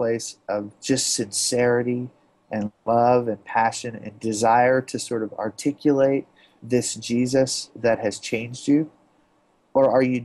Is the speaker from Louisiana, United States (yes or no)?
yes; Baton Rouge, Louisiana, United States; having been born and raised in Baton Rouge, Louisiana